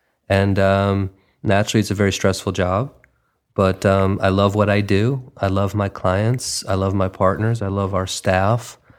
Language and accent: English; New York, United States; now in Los Angeles, United States; I mean, you know, I'm from New York and now sort of being a transplant out here in lovely Los Angeles.